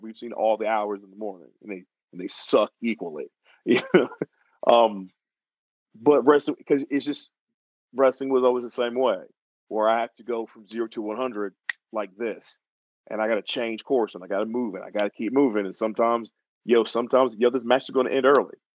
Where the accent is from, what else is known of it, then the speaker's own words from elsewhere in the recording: Atlanta, Georgia, United States; also born or lived in New York; I'm originally from Atlanta, Georgia, but I wasn't born there. I was actually born in New York, but I was uh, raised in Georgia